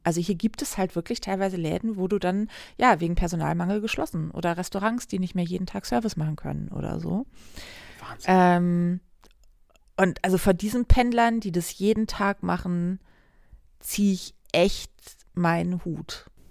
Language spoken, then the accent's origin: German; Hamburg, Germany; meiner Heimatstadt Hamburg